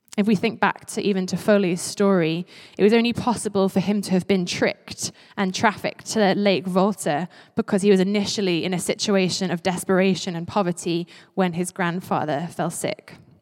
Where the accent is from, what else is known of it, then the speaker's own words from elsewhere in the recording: Isle of Man; also born or lived in St Andrews, Scotland; I grew up on the Isle of Man, and before that, actually, I lived in Saint Andrews.